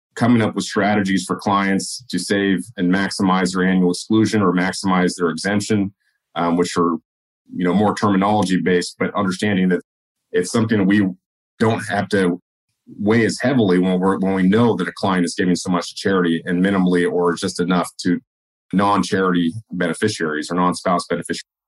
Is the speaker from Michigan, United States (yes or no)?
no; California, United States; moved away; also born or lived in Oregon; originally from California, we moved up to Oregon